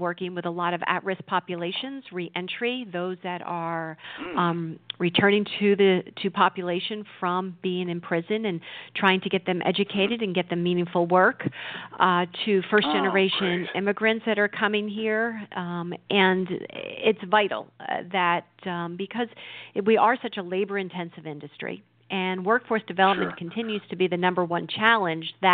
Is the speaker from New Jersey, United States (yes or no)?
yes; New Jersey, United States; I've grown up in New Jersey other than a brief time of, you know, going to school outside the state